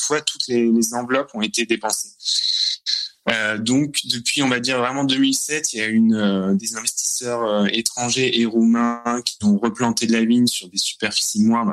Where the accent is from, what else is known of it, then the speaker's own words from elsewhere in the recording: France; now in Corcova, Romania; moi, en tant que Français